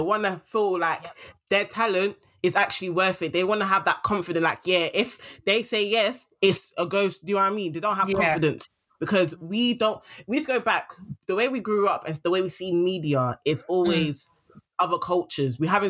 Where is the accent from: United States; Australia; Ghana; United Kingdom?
United Kingdom; England; I'm a British like this.